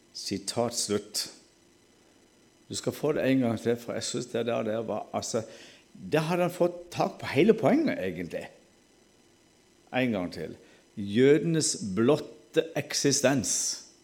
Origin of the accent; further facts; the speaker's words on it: Sørlandet, Southern Norway, Norway; accent: Sørlandet dialect; Vi snakker jo sånn halvdansk på Sørlandet